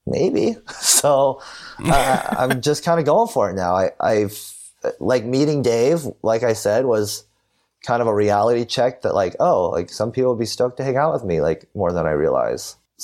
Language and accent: English; California, United States; I'm from California